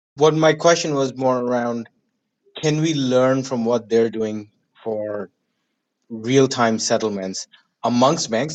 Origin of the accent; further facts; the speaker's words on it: India; now in Toronto, Canada; I'm calling in from Toronto, Canada. And I grew up in India